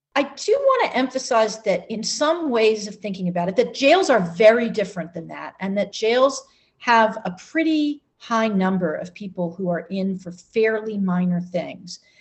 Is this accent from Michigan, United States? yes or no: yes; Ann Arbor, Michigan, United States; my hometown of Ann Arbor